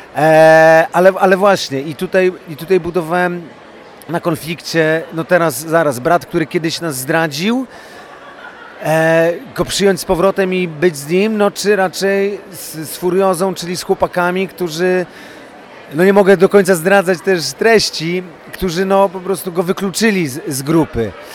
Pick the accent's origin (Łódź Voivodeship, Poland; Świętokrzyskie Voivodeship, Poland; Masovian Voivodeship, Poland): Łódź Voivodeship, Poland; Łódź; jestem chłopakiem z Łodzi z Bałt, więc to jak się wypija z mlekiem matki te pewne zachowania